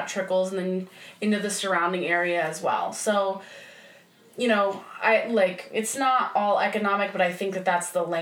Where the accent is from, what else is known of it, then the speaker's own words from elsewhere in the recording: Ohio, United States; moved away; also born or lived in Florida; I grew up in Ohio and the area I grew up in was pretty conservative